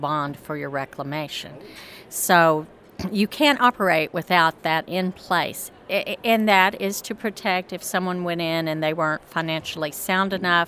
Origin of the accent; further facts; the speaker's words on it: Amarillo, Texas, United States; moved away as an adult; now in Denver, United States; I'm from Amarillo, Texas originally, spent all my life there and moved to Denver 13 years ago